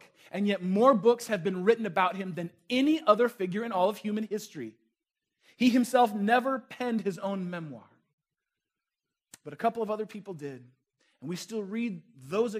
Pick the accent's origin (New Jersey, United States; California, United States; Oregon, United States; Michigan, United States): California, United States; Northern; moved away; also born or lived in Chicago; I grew up in Northern California, just across the bridge from a city named San Francisco